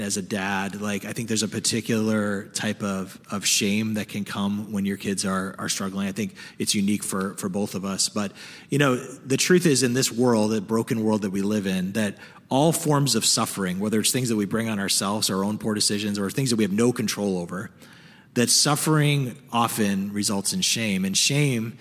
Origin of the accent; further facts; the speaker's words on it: the North, Northern United States, United States; I know this as a Northerner